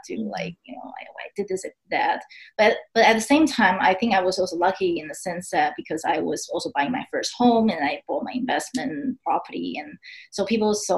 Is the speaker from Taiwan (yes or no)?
yes; Taipei, Taiwan; English is a second language; moved away as an adult; also born or lived in Texas, United States; now in United States; Taipei, which is my hometown